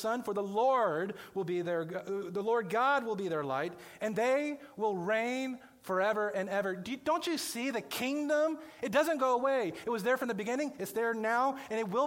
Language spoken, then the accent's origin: English; Johnson County, Kansas, United States; moved away as an adult; I grew up in Johnson County.